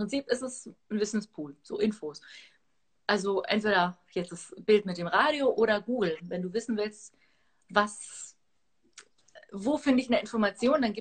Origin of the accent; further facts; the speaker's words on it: Athens, Attica, Greece; born there; Also geboren bin ich in Athen, aber die Wurzeln sind aus der Gegend, aus äh, Arkadien, Astros, genau.